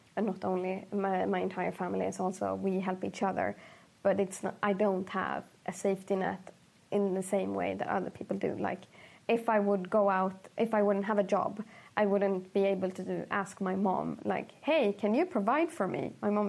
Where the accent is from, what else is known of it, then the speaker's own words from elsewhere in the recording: Sweden; also born or lived in Egypt; Like growing up in Sweden for me was really tough. I wanted to move back to Egypt until I was 19 years old because I realized that the world in Egypt for me isn't as good as it would be in Sweden.